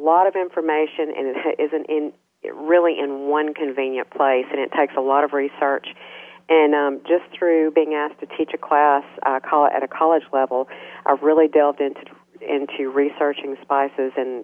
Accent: Minden, Louisiana, United States; Minden, Louisiana. That's my hometown.

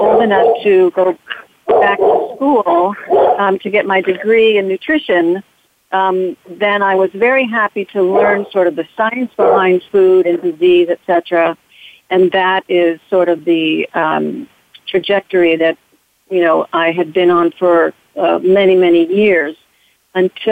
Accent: Southern California, United States; now in Long Island, United States; I grew up in Southern California during the 70s

